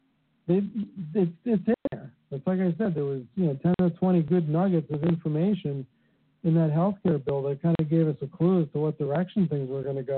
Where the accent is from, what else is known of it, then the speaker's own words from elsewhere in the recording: Bethlehem, Pennsylvania, United States; moved away; my hometown and drive across the Hill to Hill Bridge and see the smokestacks of Bethlehem Steel